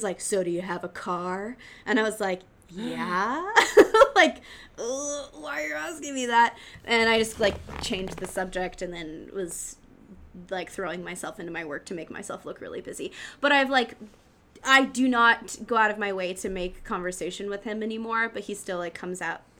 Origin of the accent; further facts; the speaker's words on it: Oregon, United States; moved away; I'm from Oregon